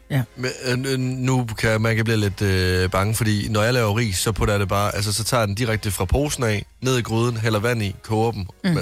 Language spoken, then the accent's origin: Danish; West Jutland, Central Denmark Region, Denmark; jeg er en mand fra Vestjylland